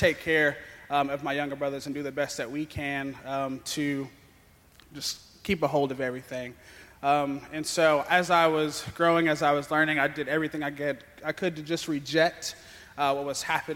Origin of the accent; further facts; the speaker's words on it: Lexington, Kentucky, United States; I am from Lexington